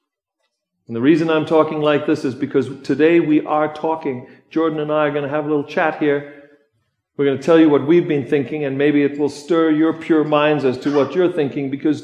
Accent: South Africa; now in United States; I come from South Africa, so I'm on the list. I'm on the list right now of being born in a country that might not measure up in some people's minds

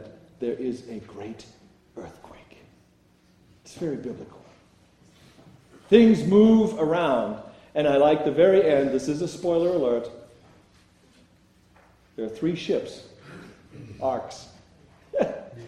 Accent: South Africa; my home country of South Africa

